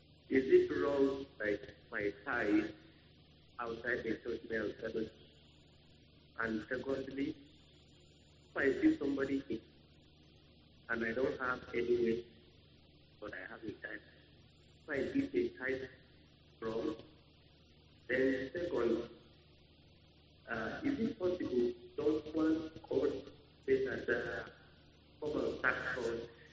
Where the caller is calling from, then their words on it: Bauchi, Nigeria; I'm calling from Bauchi.